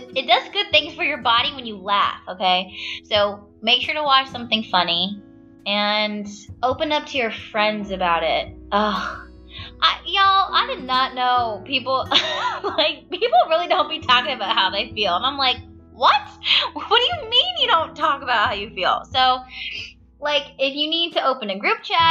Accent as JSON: {"language": "English", "town": "Stockton", "region": "California", "country": "United States", "tie": "born or raised there", "moved": "yes", "lives_now": "Baltimore, United States", "said": "Stockton, California, my hometown."}